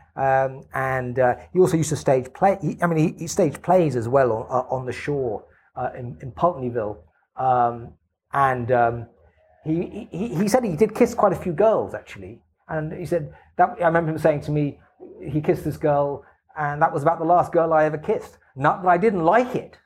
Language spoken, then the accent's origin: English; England, United Kingdom; as for an English person.